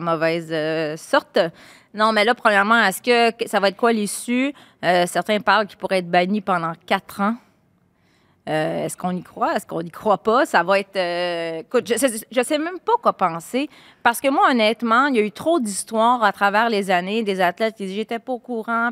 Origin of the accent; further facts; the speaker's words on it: Laval, Quebec, Canada; Laval, ma terre natale